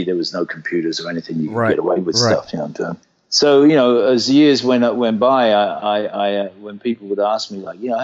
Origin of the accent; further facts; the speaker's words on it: Brighton, South East England, United Kingdom; I was born in 1950 in Brighton in England